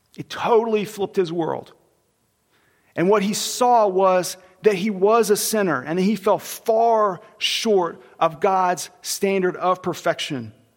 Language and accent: English; Oklahoma, United States; I was born in Oklahoma